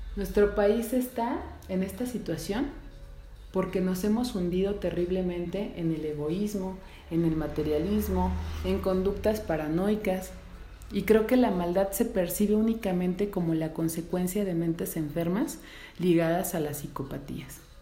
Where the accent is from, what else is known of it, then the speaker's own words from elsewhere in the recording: Mexico; Soy mujer, soy mexicana, soy madre